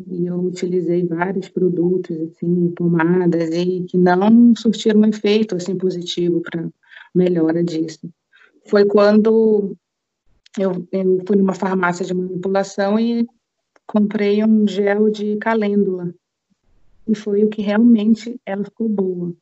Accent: Belém, Pará, Brazil; lá em Belém do Pará, de onde eu sou

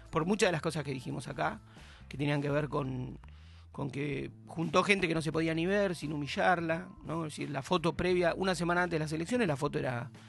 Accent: Argentina; Como argentino, de bien.

